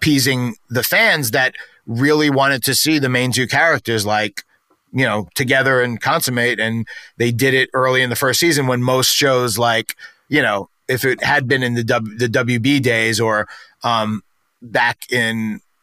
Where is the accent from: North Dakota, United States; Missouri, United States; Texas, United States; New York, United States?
New York, United States; New York City; accent: New York; I grew up in New York